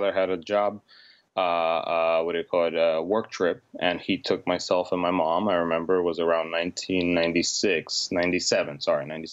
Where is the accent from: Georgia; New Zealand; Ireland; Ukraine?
Georgia; Tbilisi; also born or lived in Armenia; now in United States; I'm actually from Tiflis